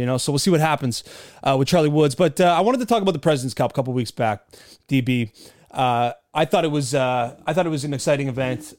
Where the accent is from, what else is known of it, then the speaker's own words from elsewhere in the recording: Canada; I'm Canadian